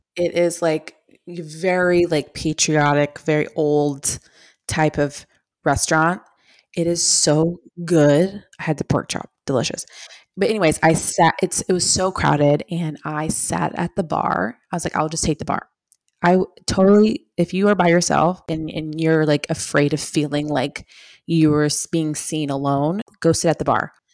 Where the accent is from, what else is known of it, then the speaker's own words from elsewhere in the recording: Long Island, New York, United States; I'm from Long Island